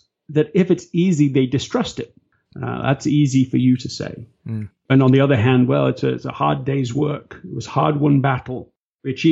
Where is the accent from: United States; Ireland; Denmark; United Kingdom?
United Kingdom; England; I'm English